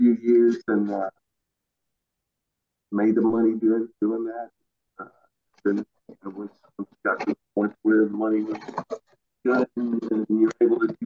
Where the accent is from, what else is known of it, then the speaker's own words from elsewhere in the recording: Elkin, North Carolina, United States; A little town called Elkin, North Carolina.